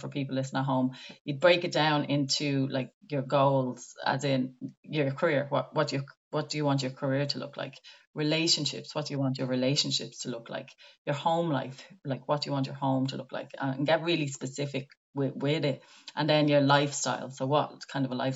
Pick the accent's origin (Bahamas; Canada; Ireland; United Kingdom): Ireland; as Irish people